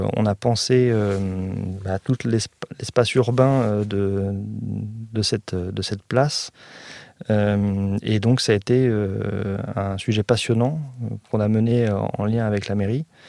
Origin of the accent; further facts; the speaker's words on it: Évry, Île-de-France, France; je suis né donc à, à Évry, parce qu'avant c'était la ville d'Évry et pas Évry-Courcouronne